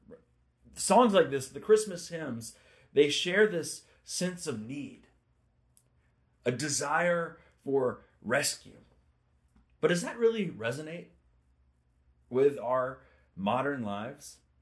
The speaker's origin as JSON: {"language": "English", "town": "Winston-Salem", "region": "North Carolina", "country": "United States", "tie": "born or raised there"}